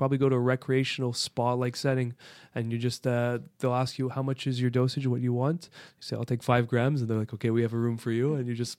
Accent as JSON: {"language": "English", "town": "Montreal", "region": "Quebec", "country": "Canada", "said": "when I traveled, I told people I was from Montreal."}